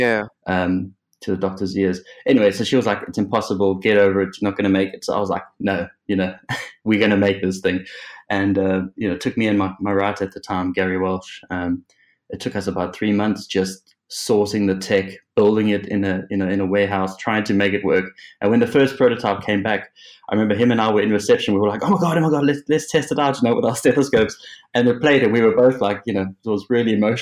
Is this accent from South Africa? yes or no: yes; South Africa; moved away as an adult; also born or lived in Cape Town / Liverpool; now in England; I was born in South Africa, as you can probably tell by this unfortunate accent